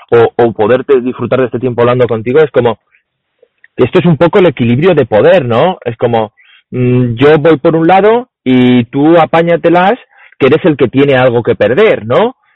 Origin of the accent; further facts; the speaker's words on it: Spain; nosotros somos españoles.